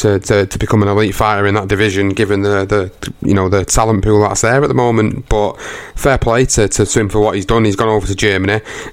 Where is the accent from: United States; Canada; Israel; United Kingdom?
United Kingdom; Obviously, you know, being British, you want to support your home contingent.